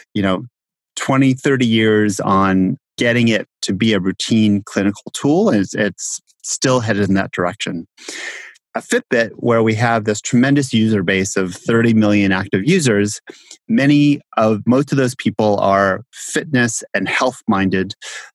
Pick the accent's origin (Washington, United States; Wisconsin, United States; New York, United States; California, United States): California, United States; Southern; also born or lived in Bay Area, California / Baltimore, Maryland; I grew up in Southern California